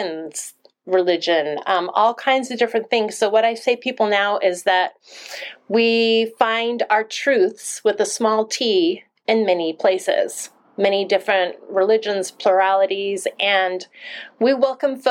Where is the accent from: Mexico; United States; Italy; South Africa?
United States; Monmouth, Oregon; I grew up from age 4 in a small town called Monmouth in Oregon